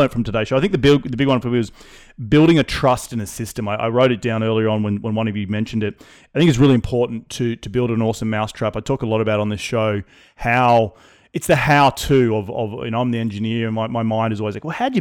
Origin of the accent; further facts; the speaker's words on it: Australia; moved away; I'm from Australia. I like to go back to Australia 2 or 3 times a year.